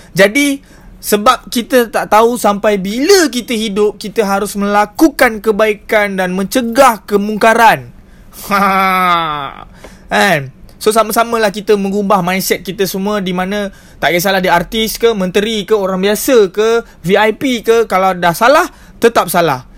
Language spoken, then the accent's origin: Malay; Malaysia; kita sebagai rakyat Malaysia